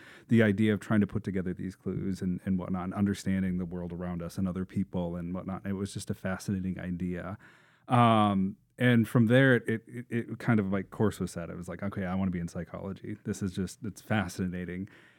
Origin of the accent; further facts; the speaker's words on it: Columbia Heights, Minnesota, United States; And I grew up in Columbia Heights, Northeast Minneapolis.